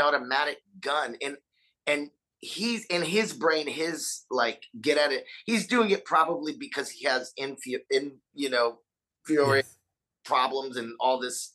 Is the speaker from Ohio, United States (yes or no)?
no; Texas, United States; I am from Texas